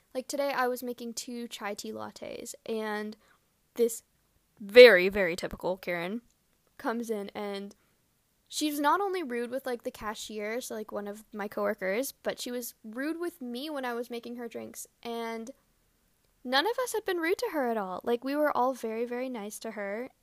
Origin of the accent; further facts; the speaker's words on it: Canada; growing up in Canada